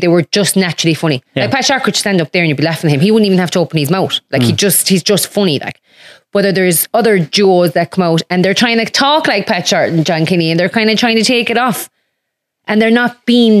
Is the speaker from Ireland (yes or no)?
yes; Munster, Ireland; very hard because I'm from West Clare, and there isn't that many people that do stuff like that.